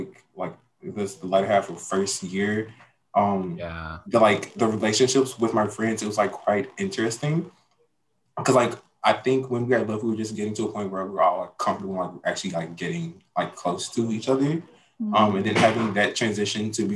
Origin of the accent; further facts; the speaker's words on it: Jackson, Mississippi, United States; I am from Jackson, Mississippi